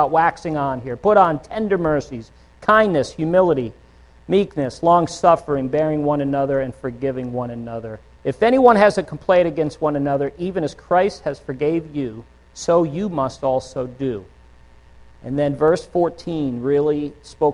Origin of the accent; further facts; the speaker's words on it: Northeast, United States; moved away; I'm from the Northeast